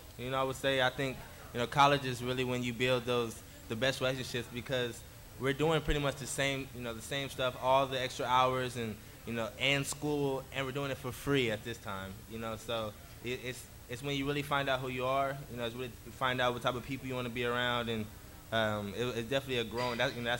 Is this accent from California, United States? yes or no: yes; Oakland, California, United States; I think I'm a city boy. You know, I was raised in the city.